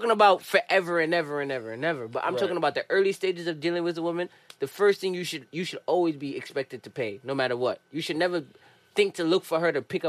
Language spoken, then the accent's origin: English; New York, United States; Maybe it's because we grew up in New York.